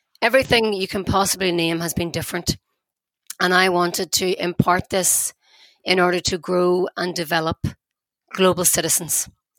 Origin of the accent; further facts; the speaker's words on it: Belfast, Northern Ireland, United Kingdom; I'm from Belfast